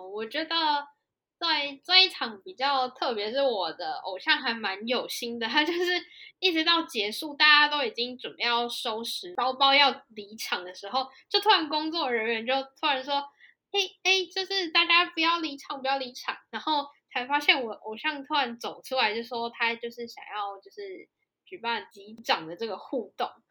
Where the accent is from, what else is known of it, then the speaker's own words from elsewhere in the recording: Taiwan; moved away as an adult; also born or lived in South Korea; 我们台湾